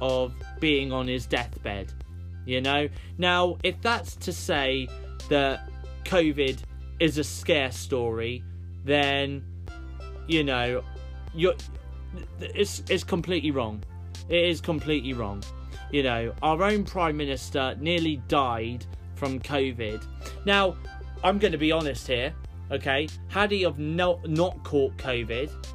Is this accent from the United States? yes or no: no; United Kingdom; we, as British people